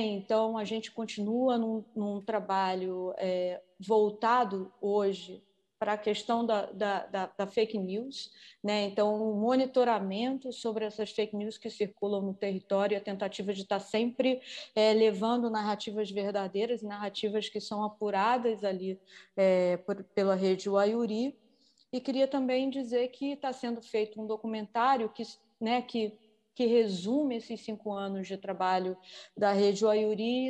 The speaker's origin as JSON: {"language": "Portuguese", "region": "Rio de Janeiro", "country": "Brazil", "moved": "as an adult", "lives_now": "São Gabriel da Cachoeira, Brazil", "said": "também sou carioca, sou do Rio de Janeiro"}